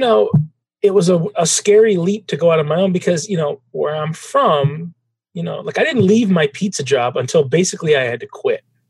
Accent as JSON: {"language": "English", "town": "Traverse City", "region": "Michigan", "country": "United States", "tie": "born or raised there", "also_born_or_lived": "Detroit, Michigan", "said": "Traverse City, Michigan, beautiful town now. 25 years ago, it was a beautiful small town, smaller, but a nice place for a kid to grow up."}